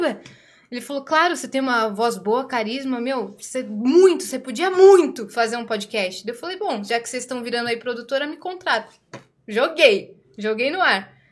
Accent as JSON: {"language": "Portuguese", "country": "Brazil", "tie": "born or raised there", "said": "Eu nasci no Brasil, mas meu pai é árabe"}